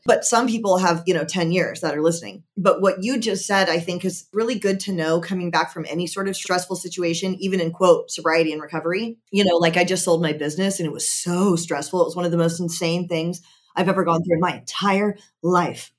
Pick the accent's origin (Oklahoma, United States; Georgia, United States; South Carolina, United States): Georgia, United States; I'm from Georgia